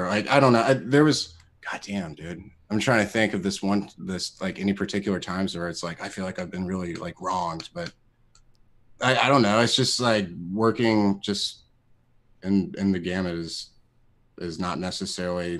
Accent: Columbia, United States; born or raised there

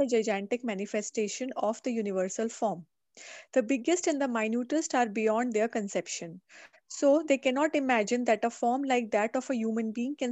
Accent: Delhi, India; born or raised there; first language Hindi; English is a second language; also born or lived in Coimbatore

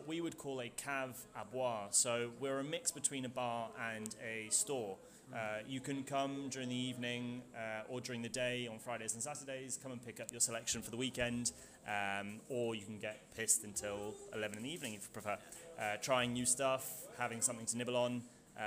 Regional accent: High Wycombe, South East England, United Kingdom; moved away as an adult; now in Bordeaux, France; I was born in the northwest, born in the UK, northwest London, near High Wycombe

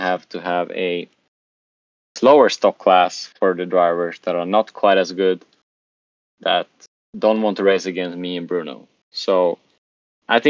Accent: Sweden; now in Lisbon, Portugal; I have the Swedish Carpet Nationals in my home country in Sweden

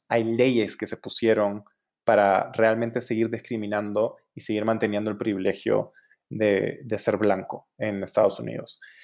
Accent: Peru; moved away; also born or lived in Los Angeles; nací, me crié en Perú

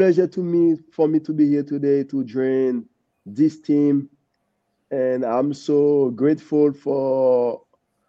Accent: Haiti; moved away; growing up in Haiti in a poor family

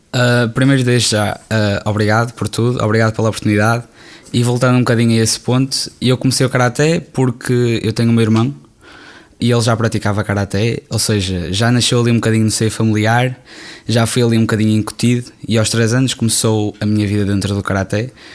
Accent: Porto, Norte, Portugal; Eu amo o Porto, tenho muito carinho, claro, é a cidade onde eu nasci

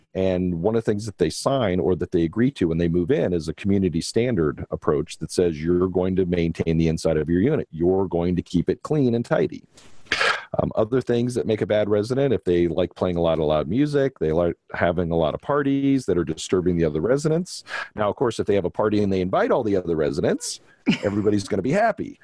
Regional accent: Los Angeles, California, United States; moved away as an adult; also born or lived in Denver, Colorado; I grew up in Canoga Park in San Fernando Valley

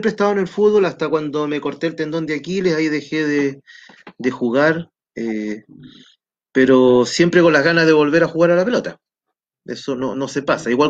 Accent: Peru; also born or lived in Copiapó, Chile; nací en Copiapó, cuando mi mamá era muy joven, ¿no es cierto? Eh, luego viajé al Perú porque mi papá era peruano, estudié en Perú en mi vida escolar, luego vine a Chile, estudié unos años aquí en Chile

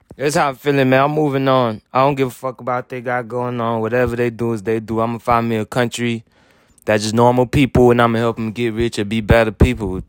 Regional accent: Haiti; moved away; I was born rich in Haiti

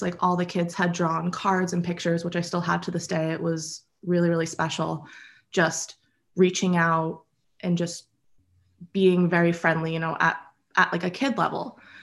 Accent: Acton, Massachusetts, United States; I grew up in Acton with my dad and brother and my mom.

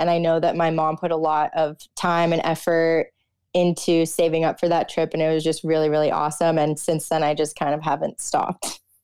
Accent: South Florida, United States; moved away as an adult; also born or lived in Austin, Texas; growing up in South Florida

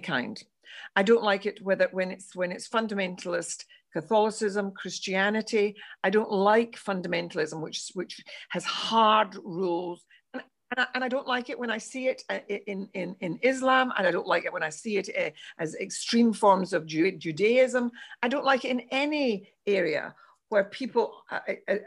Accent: Glasgow, Scotland, United Kingdom; when I was growing up in Glasgow.

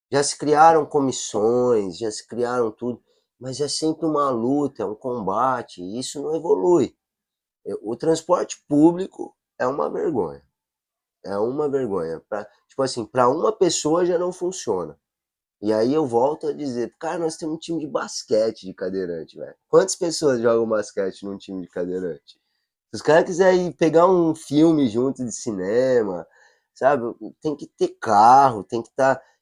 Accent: São Paulo, Brazil; eu sou de São Paulo, ah. né? Natural de São Paulo

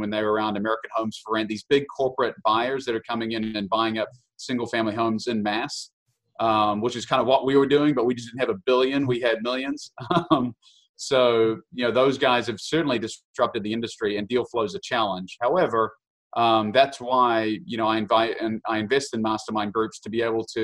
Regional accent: New Zealand; moved away as an adult; now in Kansas City, United States; I'm so New Zealander, born and raised, came over here at the age of 18

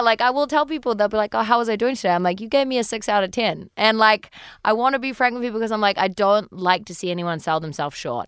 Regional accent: New Zealand; moved away as an adult; now in United States; I am from New Zealand, um, and I've been living in the States now for about four years.

